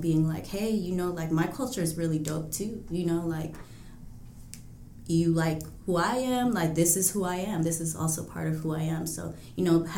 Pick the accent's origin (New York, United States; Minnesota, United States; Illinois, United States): Illinois, United States; Chicago; growing up on the North Side